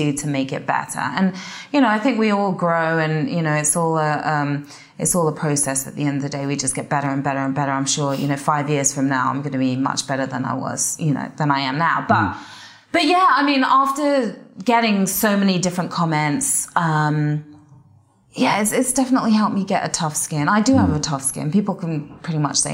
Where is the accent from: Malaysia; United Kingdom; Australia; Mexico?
United Kingdom; Watford, East of England; accent: English; moved away as an adult; also born or lived in Guildford, England; now in United States; growing up in Watford